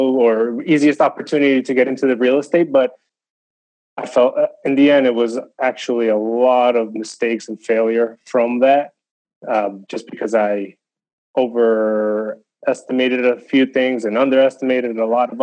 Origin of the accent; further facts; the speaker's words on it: New Jersey, United States; moved away as an adult; also born or lived in Spain / Newark, New Jersey / Harrison, New Jersey; now in Raleigh-Durham, United States; I grew up in Jersey, New Jersey